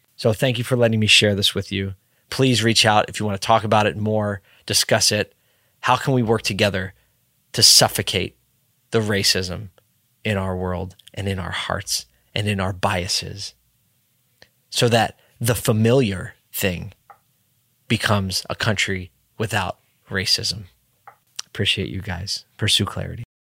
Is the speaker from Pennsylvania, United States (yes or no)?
yes; Philadelphia, Pennsylvania, United States; my hometown city, Philadelphia